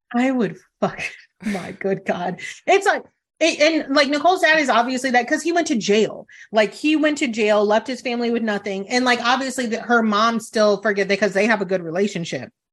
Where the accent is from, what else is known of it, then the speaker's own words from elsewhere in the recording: Italy; moved away; I was born in Italy